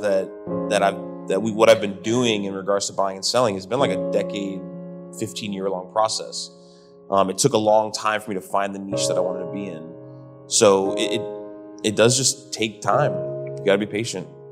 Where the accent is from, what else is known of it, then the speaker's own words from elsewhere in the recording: Miami, Florida, United States; moved away as an adult; also born or lived in Hawaii / Arizona / Georgia / Key West; I was in Miami from 96, 97 to 2011.